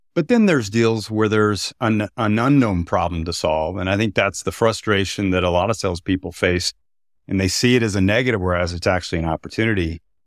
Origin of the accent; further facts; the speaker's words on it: Texas, United States; I'm from Texas.